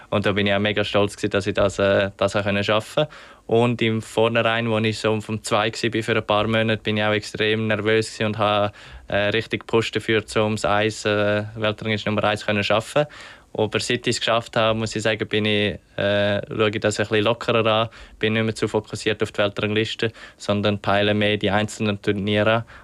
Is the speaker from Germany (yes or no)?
no; Switzerland; als Schweizer hat man natürlich, als junger Schweizer hat man eher mal eine Gelegenheit